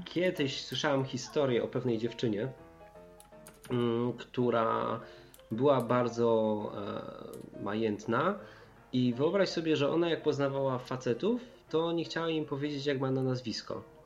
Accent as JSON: {"language": "Polish", "region": "Silesian Voivodeship", "country": "Poland", "said": "ja jestem ze Śląska"}